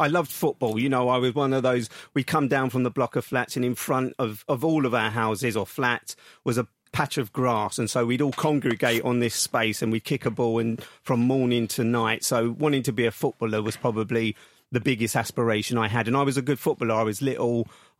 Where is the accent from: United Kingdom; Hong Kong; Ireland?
United Kingdom; London; accent: Cockney; I was born on the King and Queen Street on Woolworth Road, which is in Southeast London, and I'm a true Cockney, although I changed the tone of my voice over the years of being a BBC journalist.